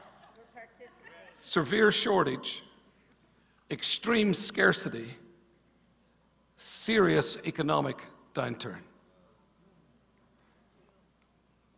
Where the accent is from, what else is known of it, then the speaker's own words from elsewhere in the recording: Northern Ireland, United Kingdom; growing up in Northern Ireland, in Ireland